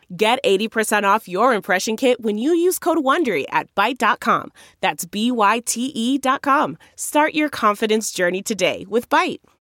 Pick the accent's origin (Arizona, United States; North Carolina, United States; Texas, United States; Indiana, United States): Indiana, United States; Converse; am from Converse, Indiana, which is in, uh, the northern portion of Indiana there, kind of in between Indianapolis and Fort Wayne.